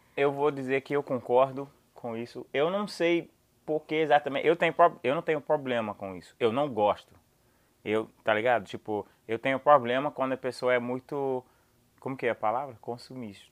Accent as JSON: {"language": "Portuguese", "country": "United States", "second_language": "Portuguese", "said": "eu sou americano"}